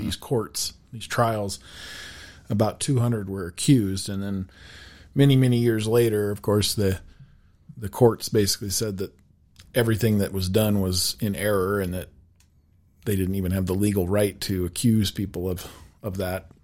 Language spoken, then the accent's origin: English; Laramie, Wyoming, United States; also born or lived in Chadron, Nebraska / Casper, Wyoming; I was born in Laramie, Wyoming, so I've been pretty much in Wyoming my whole life, um, other than just a small stint in Shatter, Nebraska